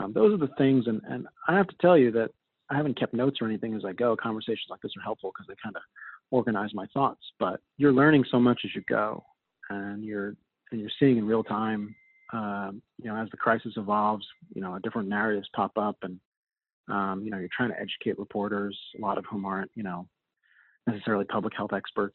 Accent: Long Island, New York, United States; I grew up on Long Island.

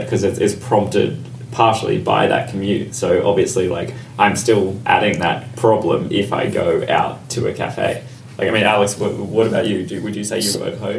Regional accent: Australia; now in London, United Kingdom; I'm Australian, as is Brad. Like I've been able to go back to Australia

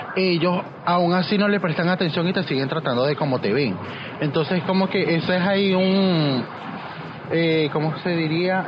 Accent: Venezuela; moved away as an adult; now in Barranquilla, Colombia; activista en Barranquilla, siendo migrante venezolana

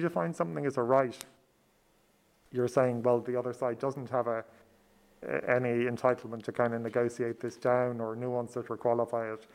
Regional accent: Ireland; as a Southerner

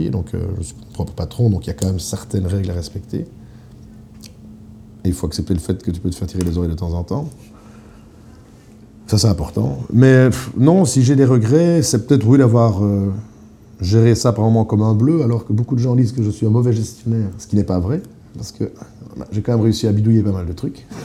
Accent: Eupen, Wallonia, Belgium; on vient de Pen. Ah, mais je connais la famille Siou à Eupen. Et effectivement, Eupen, il y a un restaurant chinois, le seul, qui, euh, dont la fille était avec moi en classe.

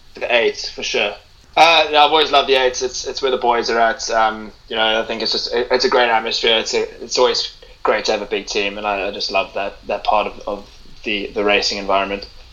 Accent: Cape Town, Western Cape, South Africa; now in England, United Kingdom; I'm from Cape Town

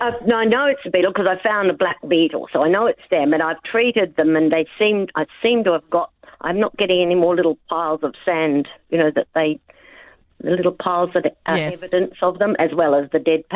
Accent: Trigg, Western Australia, Australia; Well, same, actually, same. I came from Trigg and moved to North Beach.

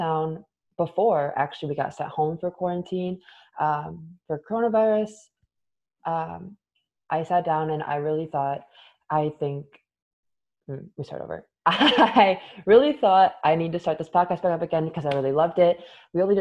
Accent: Michigan, United States; I'm from Michigan.

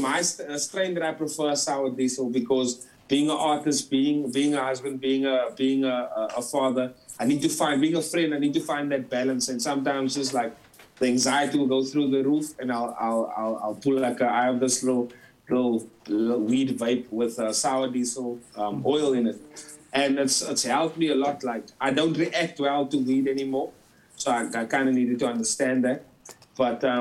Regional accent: Port Elizabeth, Eastern Cape, South Africa; moved away as an adult; now in Johannesburg, South Africa; I'm originally from PE. I moved to Jersey

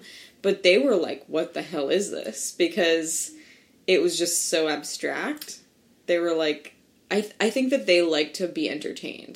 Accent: New Jersey, United States; also born or lived in Kansas City; I grew up in New Jersey

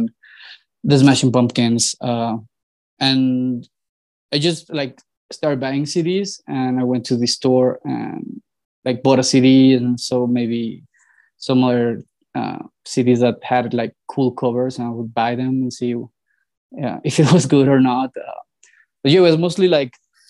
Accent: Mexico City, Mexico; I was born and raised here

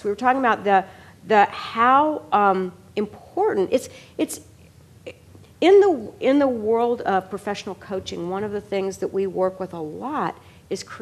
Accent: Kentucky, United States; I was raised in Kentucky

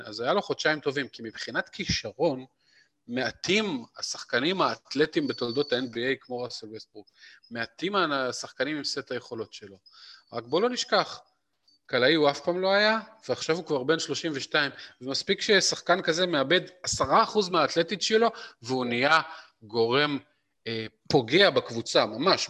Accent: Israel; כולנו, בתור ישראלים פרובינציאליים

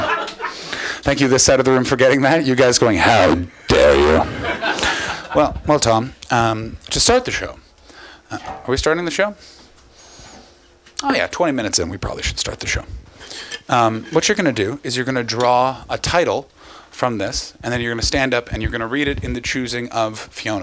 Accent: Canada; now in Oxfordshire, United Kingdom; I'm from Canada

